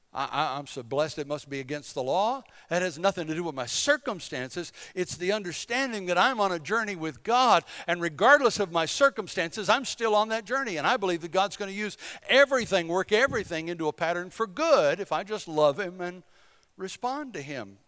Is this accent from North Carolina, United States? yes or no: yes; Bladen County, eastern North Carolina, United States; moved away as an adult; I'm from Bladen County. We're just country folk from eastern North Carolina